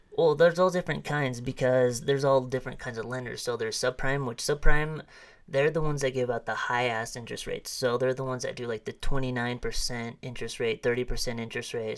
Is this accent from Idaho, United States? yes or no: yes; Arimo, Idaho, United States; I grew up not too far from here